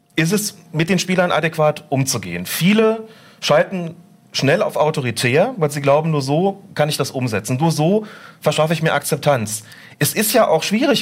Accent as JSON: {"language": "German", "region": "Rhineland", "country": "Germany", "tie": "born or raised there", "said": "ich bin im Rheinland groß geworden"}